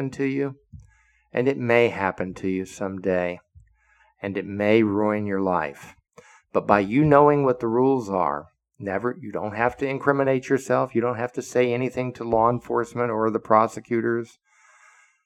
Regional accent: United States; as an American citizen, I am, and a former Fed

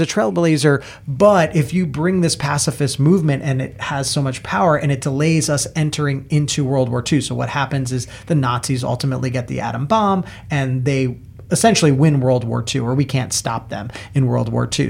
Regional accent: New York, United States; I grew up watching marathons in New York

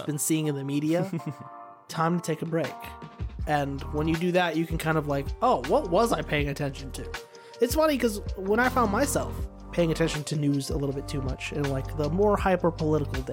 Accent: Canada; here in Canada

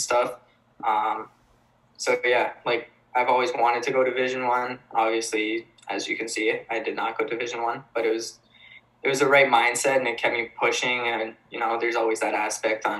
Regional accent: Kitchener, Ontario, Canada; also born or lived in Weymouth, Massachusetts; I'm from Ontario

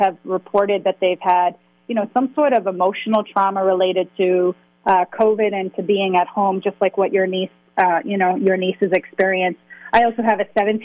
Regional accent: Lowell, Massachusetts, United States; growing up in Lowell

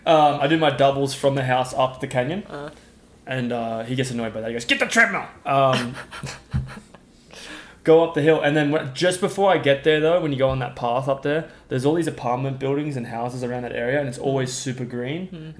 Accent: Midwest, United States; now in Boulder, United States; I was worried coming from the Midwest. I was worried that I wouldn't be finding a good pizza place in Colorado because I feel like I struggled a little bit.

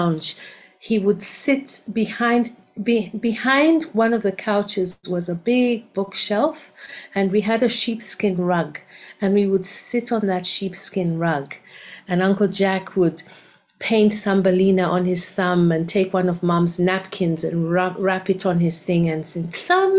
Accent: Kampala, Central Region, Uganda; now in Cape Town, South Africa; So my original home is Uganda. I was born in Kampala in Uganda

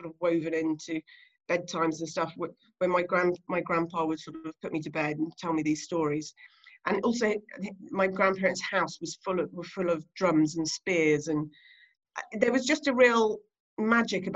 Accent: Guernsey; I grew up on Alderney, which is one of the Channel Islands.

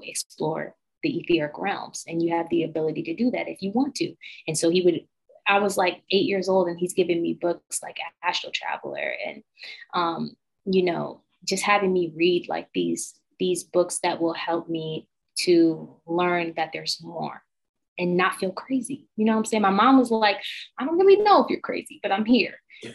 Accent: Binghamton, New York, United States; moved away as an adult; now in Los Angeles, United States; I grew up in a really small town, Binghamton, New York, which was upstate New York

